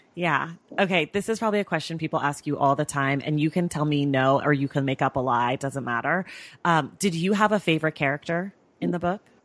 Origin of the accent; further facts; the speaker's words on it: Oakland, California, United States; I'm also from the Bay Area, and I also grew up as a dancer.